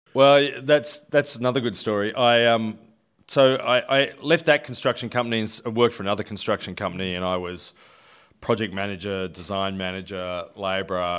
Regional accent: Sydney, New South Wales, Australia; was born in Seven Hills, actually, and grew up in, uh, the northwestern suburbs of Sydney. So, a proud Westie

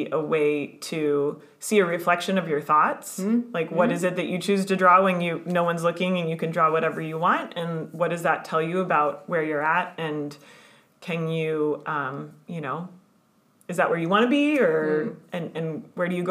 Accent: United States; moved away as an adult; in the US, in my home country

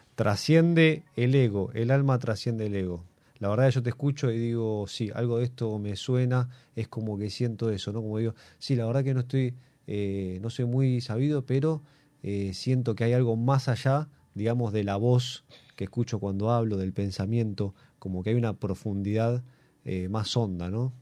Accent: Argentina

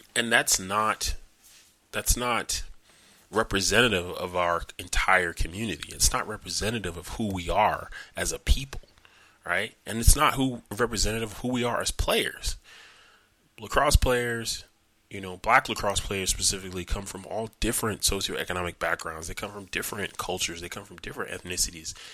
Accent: New York, United States; I'm from New York

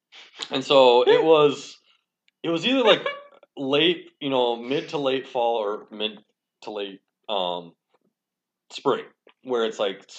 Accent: Winona, Minnesota, United States; It was fun. I came from Winona and, yeah, I just remember.

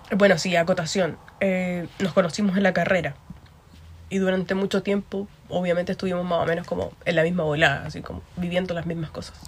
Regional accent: Concepción, Biobío, Chile; now in Ireland; yo sí soy de Concepción. Y lo mismo, me encuentro viviendo en Irlanda.

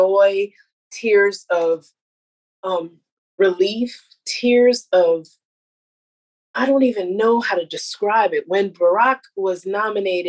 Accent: United States; I feel the pride as an American

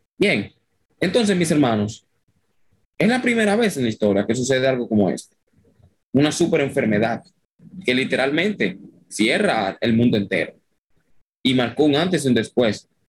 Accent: Dominican Republic; soy dominicano, no soy venezolano ni colombiano

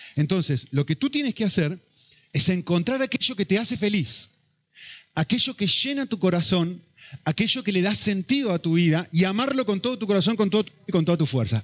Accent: Argentina; now in Spain; Soy argentino

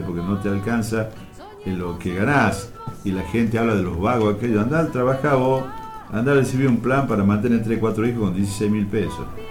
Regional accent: Tucumán, Argentina; soy de Tucumán.

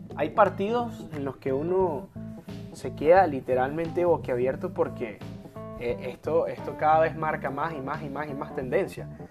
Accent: Venezuela; moved away as an adult; yo soy venezolano y yo salí de mi país sabiendo que amo mucho a mi país, yo nací ahí

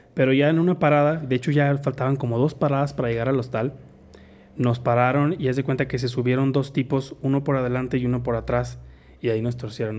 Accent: Mexico; nada más era yo de mexicano. Entonces yo era así como que, oh, véanme, soy mexicano

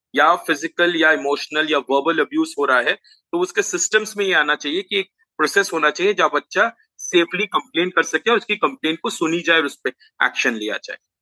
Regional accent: Jamshedpur, Jharkhand, India; चूंकि हम जमशेदपुर से हैं

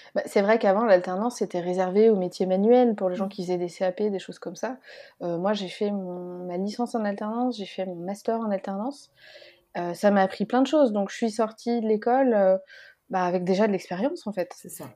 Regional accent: Lyon, Auvergne-Rhône-Alpes, France; moved away as an adult; also born or lived in Paris; j'en ai profité pour redescendre euh, plutôt dans ma région natale, à Lyon

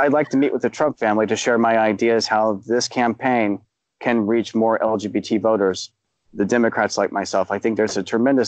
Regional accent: Dayton, Ohio, United States; Dayton, my hometown

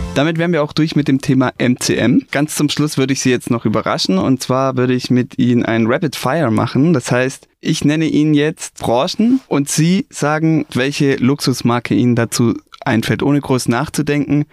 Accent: Stuttgart, Baden-Württemberg, Germany; ich bin in Stuttgart aufgewachsen

